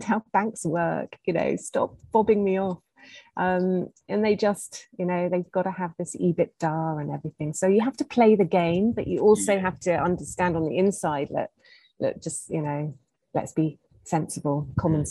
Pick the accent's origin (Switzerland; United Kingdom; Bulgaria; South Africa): United Kingdom; moved away as an adult; now in Zanzibar, Tanzania; as a British person